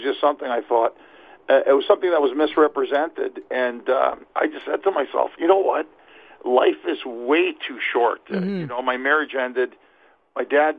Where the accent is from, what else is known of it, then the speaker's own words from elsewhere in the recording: Montreal, Quebec, Canada; moved away as an adult; also born or lived in Ottawa; now in Toronto, Canada; I'm from Montreal originally